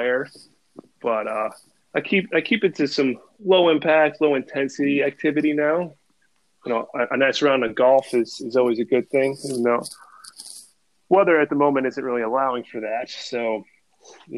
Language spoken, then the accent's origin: English; New York, United States; moved away; also born or lived in Westminster, Maryland; I'm from New York